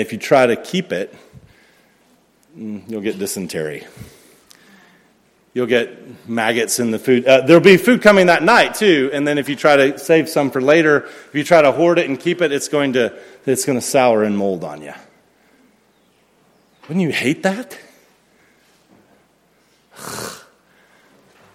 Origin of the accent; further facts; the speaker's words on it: United States; I'm an American